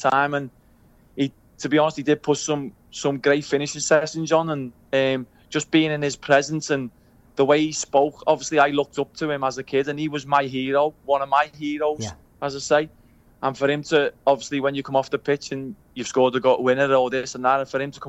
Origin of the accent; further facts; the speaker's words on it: Liverpool, North West England, United Kingdom; accent: Scouse; I grew up on Breck Road